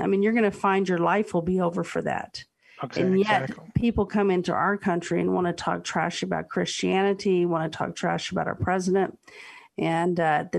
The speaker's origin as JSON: {"language": "English", "country": "United States", "said": "can I own property in Mexico as an American?"}